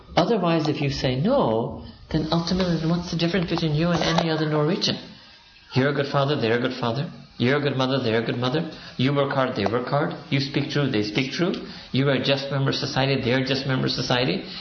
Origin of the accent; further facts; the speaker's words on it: Pakistan; I'm Pakistani